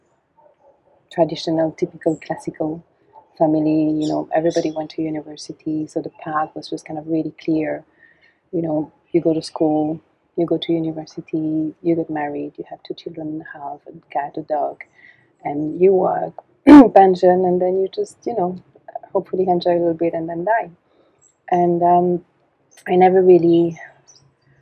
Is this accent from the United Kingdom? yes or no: no; Belgium; also born or lived in Canada; I was born in Canada, and my parents are doctors, and so they went to Canada and to study, and so, but I was raised in Belgium, and in the countryside